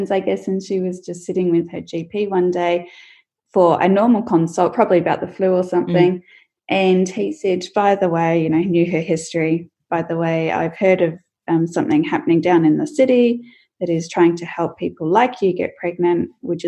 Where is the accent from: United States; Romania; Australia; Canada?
Australia; Melbourne, from the country in Victoria in Latrobe; I was born in Melbourne in Victoria in 1980.